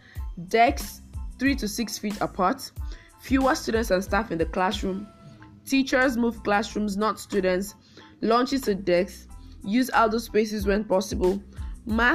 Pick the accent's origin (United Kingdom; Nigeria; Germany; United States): Nigeria